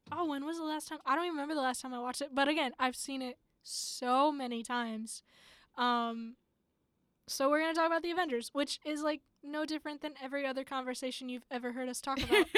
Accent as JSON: {"language": "English", "region": "Ohio", "country": "United States", "said": "I'm from Ohio"}